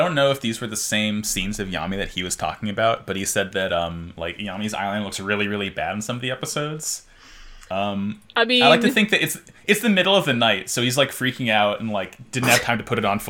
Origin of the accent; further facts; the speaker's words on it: United States; as an American